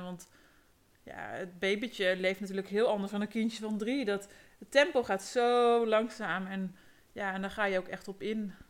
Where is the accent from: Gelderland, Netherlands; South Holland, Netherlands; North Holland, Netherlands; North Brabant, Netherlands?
Gelderland, Netherlands; Ede; ik ben geboren en getogen in Ede, in het prachtige Gelderland op de Veluwe